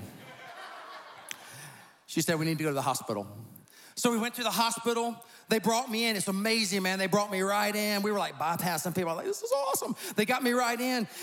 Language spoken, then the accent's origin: English; South Carolina, United States; I'm from South Carolina